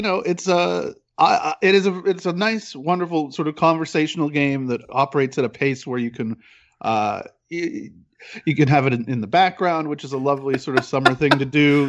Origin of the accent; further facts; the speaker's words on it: Peterborough, Ontario, Canada; now in Toronto, Canada; I grew up in Peterborough, uh, which is about an hour and a half outside